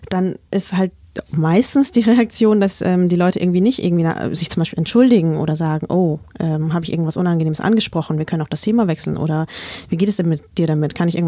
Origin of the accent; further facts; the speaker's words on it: Vietnam; weil die Antwort in meinem Fall halt nicht einfach nur Vietnam lautet, so ganz entspannt und nebenbei, sondern sie beinhaltet eben auch Krieg, Gewalt, Flucht, Traumata.